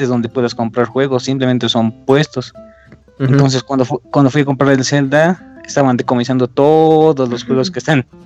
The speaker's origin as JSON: {"language": "Spanish", "country": "Bolivia"}